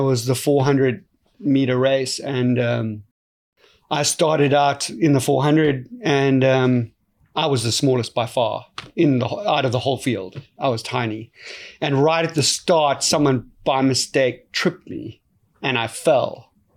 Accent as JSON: {"language": "English", "country": "South Africa", "tie": "born or raised there", "said": "growing up in South Africa is a very unique place"}